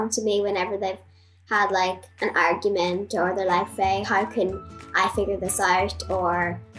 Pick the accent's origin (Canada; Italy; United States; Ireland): Ireland; Letterkenny, Ulster; I'm 10 years old and I'm from Bromley, Letterkenny.